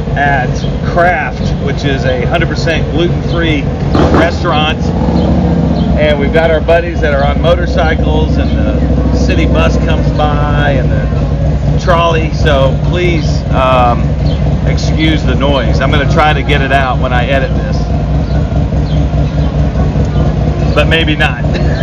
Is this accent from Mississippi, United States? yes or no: yes; Columbus, Mississippi, United States; now in St. Petersburg, United States; Columbus, Mississippi, in my hometown